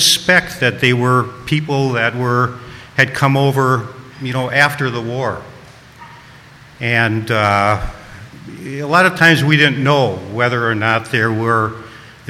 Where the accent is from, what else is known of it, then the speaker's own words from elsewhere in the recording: Milwaukee, Wisconsin, United States; I was brought up in Milwaukee